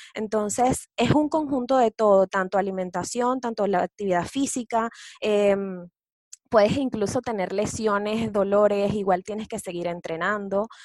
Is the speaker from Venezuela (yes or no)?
yes; Venezuela; moved away as an adult; now in Chile; soy venezolana